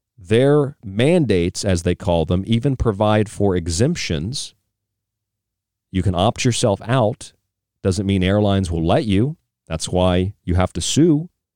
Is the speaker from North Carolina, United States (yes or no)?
no; Florida, United States; now in Arizona, United States; I'm from Florida, I'm a Florida man